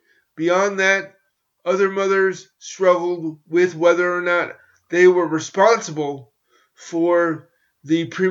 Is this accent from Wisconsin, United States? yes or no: no; New York, United States; my hometown